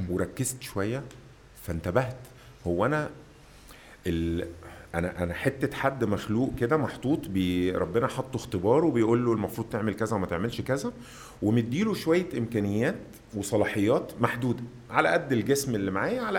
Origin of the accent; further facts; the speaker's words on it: Mansoura, Dakahlia, Egypt; انا استاذنك انا اخوك من المنصوره